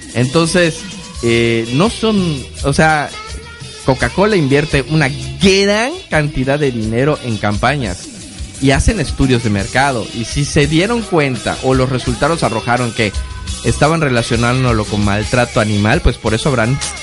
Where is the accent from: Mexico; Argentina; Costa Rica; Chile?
Mexico; Yucatán; los mexicanos y los yucatecos no dejamos las cosas a último minuto